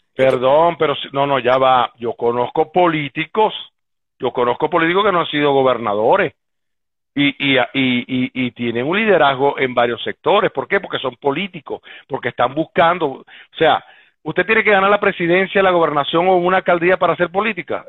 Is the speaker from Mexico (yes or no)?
no; Venezuela; como venezolano